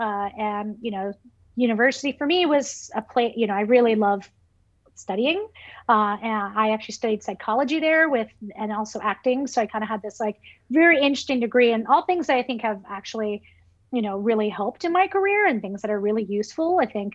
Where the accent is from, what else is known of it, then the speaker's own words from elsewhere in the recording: New York City, New York, United States; I remember, some of my earliest memories was my mom walking us down Fifth Avenue in Brooklyn